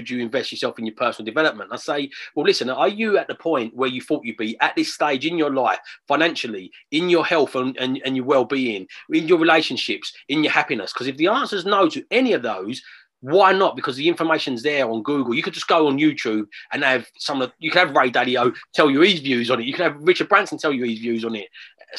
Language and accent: English; London, United Kingdom; I'm from London. I've born there. I love London. I live on the outskirts of it still now. Love the city.